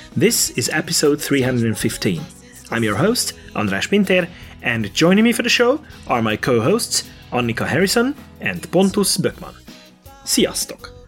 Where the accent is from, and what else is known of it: Hungary; born or raised there